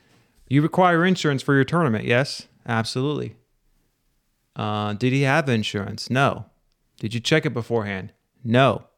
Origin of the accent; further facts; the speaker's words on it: Missouri, United States; moved away; I'm originally from Missouri.